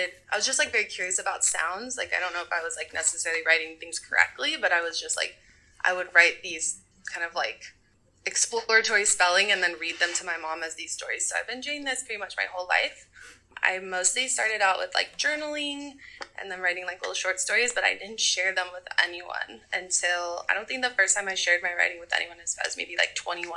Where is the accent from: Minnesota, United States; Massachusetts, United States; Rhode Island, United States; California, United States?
California, United States; Southern; moved away as an adult; now in Oakland, United States; I'm from Southern California, but I've been living in the Bay Area for about 10 years now.